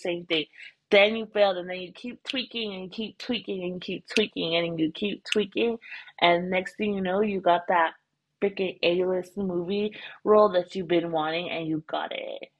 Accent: United States; moved away as an adult; now in Thailand

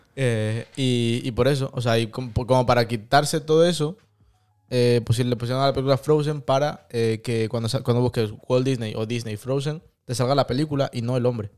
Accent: Madrid, Community of Madrid, Spain; moved away; yo cuando era pequeño vivía en Madrid

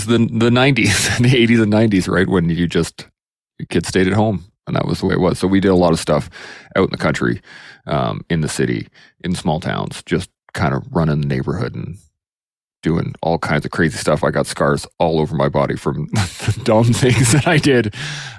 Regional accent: Alberta, Canada; also born or lived in Calgary, Alberta; But I'm an Alberta boy. I've been born and raised kind of all over Alberta.

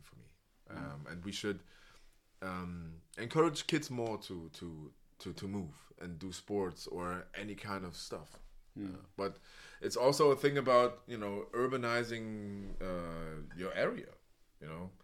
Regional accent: Berlin, Germany; English is a second language; I was raised in Spandau, and it was like an elite school

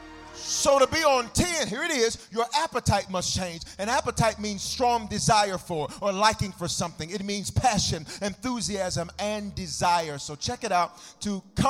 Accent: the South, United States; I'm from the South

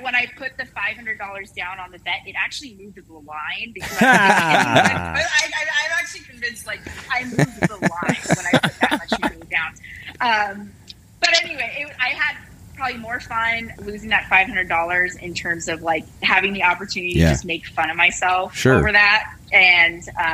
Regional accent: California, United States; moved away as an adult; also born or lived in Fresno, California; now in Texas, United States; I am a Californian. Like many Texans, I am from California.

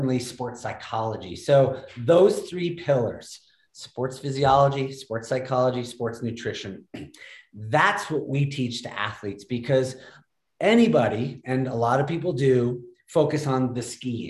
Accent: Middlebury, Vermont, United States; Snow Bowl, which is a kind of tiny ski area in Vermont. And I was just part of the junior racing program. My mom was a ski instructor

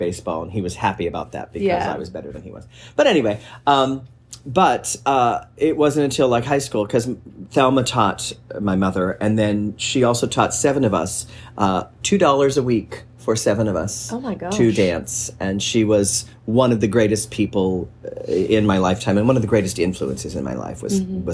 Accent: Beaver Falls, Pennsylvania, United States; moved away as an adult; also born or lived in New York; now in North Carolina, United States; I grew up in a small town, small city called Beaver Falls

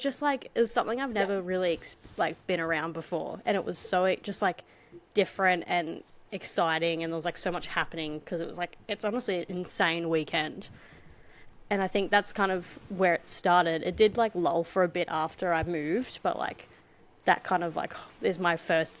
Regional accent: mid New South Wales, Australia; being Aussie and living kind of like mid New South Wales

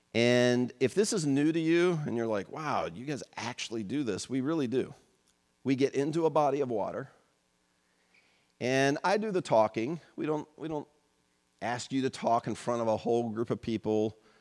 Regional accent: United States; born and raised in the United States in the second half of the twentieth century, as I was

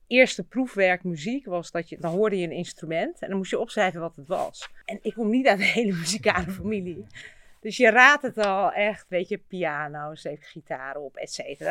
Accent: Utrecht, Netherlands; ik ben hier eigenlijk opgegroeid op het Kroeselaan

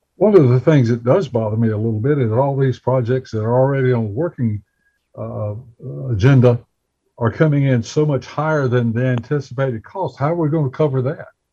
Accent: Bessemer City, North Carolina, United States; my hometown of Bessemer City

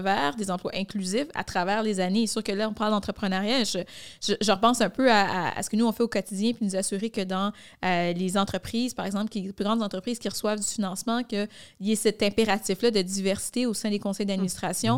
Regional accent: Montreal, Quebec, Canada; je suis née à Montréal-Nord, je suis grandie à Rivière-des-Prairies, donc je suis une fille de l'Est de Montréal.

